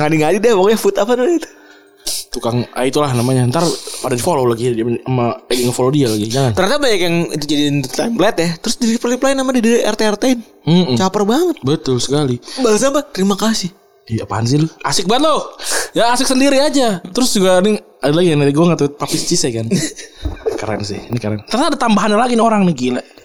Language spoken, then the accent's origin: Indonesian; Bekasi, West Java, Indonesia; kita kan orang Bekasi